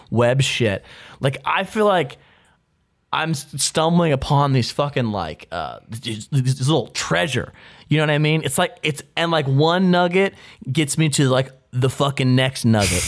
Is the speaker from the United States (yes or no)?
yes; United States; I'm an American